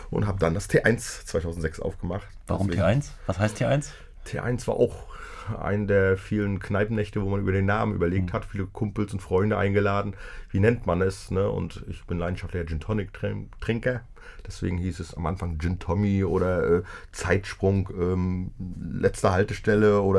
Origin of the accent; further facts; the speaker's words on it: Greifswald, Mecklenburg-Vorpommern, Germany; Also so kenne ich das eigentlich auch aus meiner Heimatstadt Greifswald.